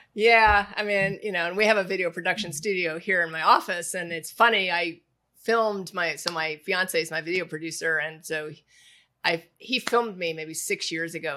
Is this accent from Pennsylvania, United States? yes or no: no; Indianapolis, Indiana, United States; moved away; I grew up in Indianapolis